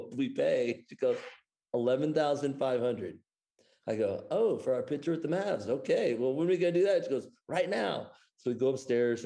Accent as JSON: {"language": "English", "town": "Cedar Rapids", "region": "Iowa", "country": "United States", "tie": "born or raised there", "moved": "as an adult", "lives_now": "Dallas, United States", "said": "I'm from Cedar Rapids"}